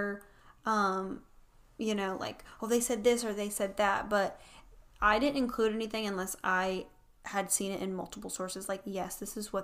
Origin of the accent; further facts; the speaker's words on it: the South, United States; we are from the South